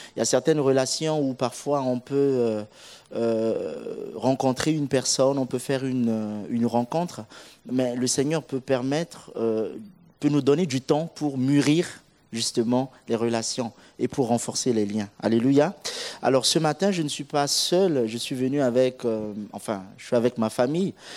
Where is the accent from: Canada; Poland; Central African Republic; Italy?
Central African Republic; now in Orléans, France; Je suis euh, originaire de la République centrafricaine